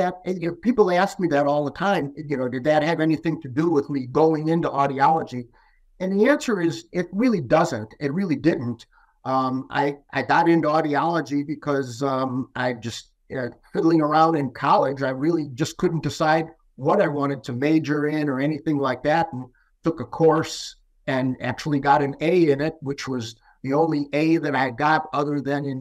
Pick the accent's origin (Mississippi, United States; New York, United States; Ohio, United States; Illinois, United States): Illinois, United States; Skokie; moved away as an adult; also born or lived in Chicago, Illinois; I was born in Chicago. And when I was, I think, in third grade or something like that, I moved to a suburb, Skokie. And I was there for really until I went to college.